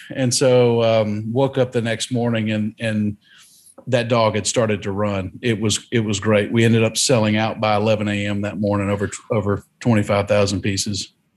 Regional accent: North Carolina, United States; also born or lived in Hong Kong; now in Alamo, Tennessee, United States; the community I was raised in in North Carolina was very similar to the communities we have here in West Tennessee

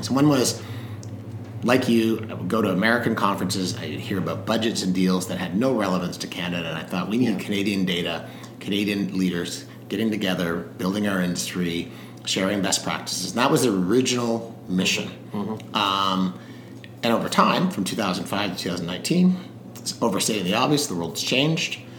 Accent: South Africa; I was born in South Africa

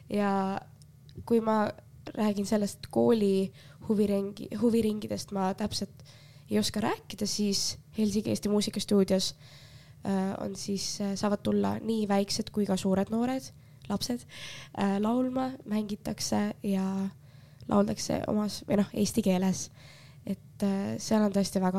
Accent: Finland; nagu mina olen Soomest tulnud, mis teised arvavad

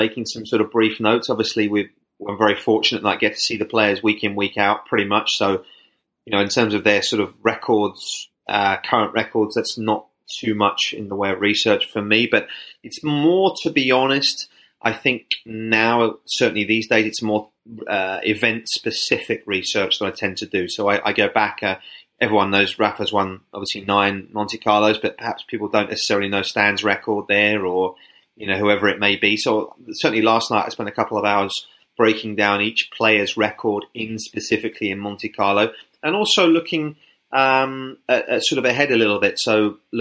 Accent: United Kingdom; moved away; I kind of played tennis sort of 7, 8, 9, short tennis back in the UK.

